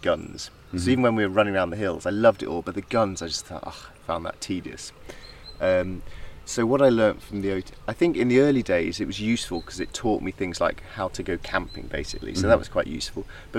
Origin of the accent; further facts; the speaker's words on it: Yorkshire Dales, near Malham, Yorkshire and the Humber, United Kingdom; moved away as an adult; now in South of England, United Kingdom; I grew up in the Yorkshire Dales near Malham, which is a very beautiful part of the Yorkshire Dales.